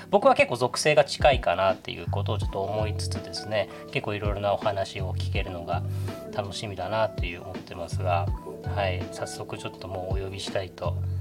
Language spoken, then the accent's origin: Japanese; Okinawa, Japan; 僕は沖縄出身